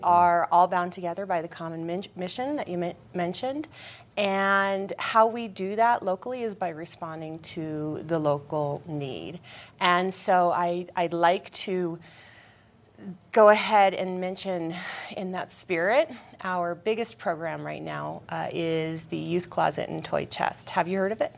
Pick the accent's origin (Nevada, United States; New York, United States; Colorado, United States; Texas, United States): Colorado, United States; Denver; moved away as an adult; now in Eagle County, United States; I was born and raised in Denver